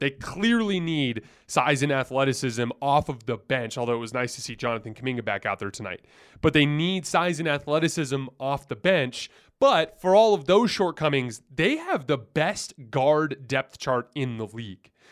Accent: Tucson, Arizona, United States; I'm from Tucson

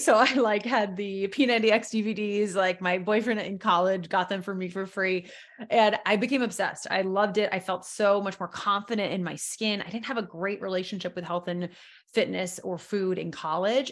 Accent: New York, United States; moved away; I'm from originally from New York, so I moved back to New York in 2012.

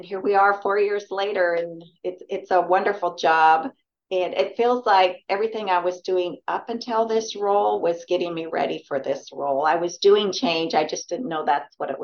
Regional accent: Washington, United States; also born or lived in Oregon / Gillette, Wyoming; now in Texas, United States; I was born in Oregon and grew up in Washington.

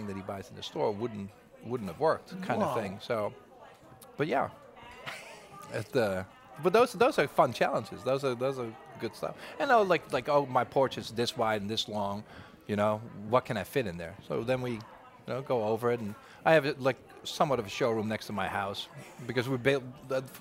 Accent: Netherlands; moved away as an adult; now in New Orleans, United States; raised in Holland, and I've been here 22 years now.

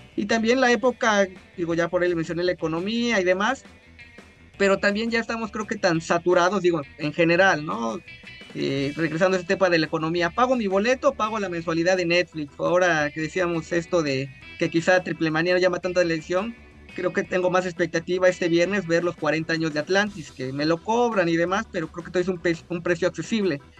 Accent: Orizaba, Veracruz, Mexico; Soy originario de Orizaba

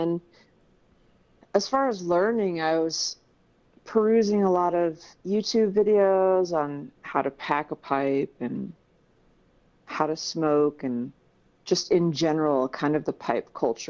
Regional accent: Michigan, United States; born there; now in Denver, United States; I was born in Michigan and Midwest girl. I've moved around a lot because of my family. I am currently in Denver, Colorado.

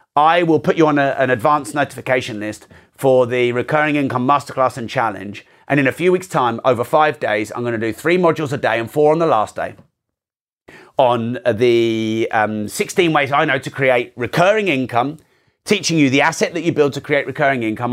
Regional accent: United Kingdom; I'm very British

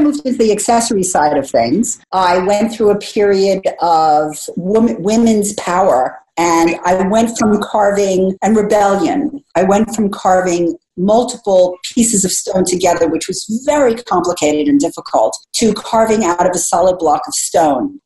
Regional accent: United States; as an American

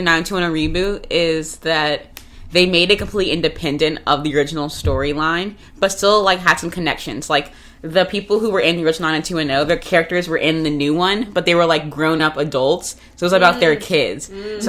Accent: Florida, United States; I'm from Florida.

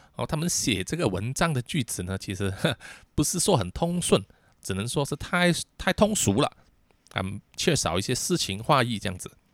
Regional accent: Malaysia; 我们马来西亚人

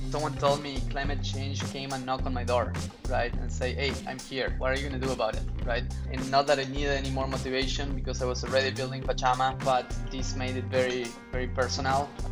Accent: Argentina; moved away; also born or lived in New York; I grew up in Argentina

